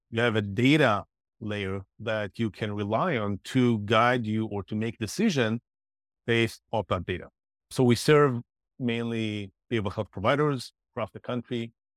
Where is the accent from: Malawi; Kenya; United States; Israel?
Israel; moved away; I'm originally from Israel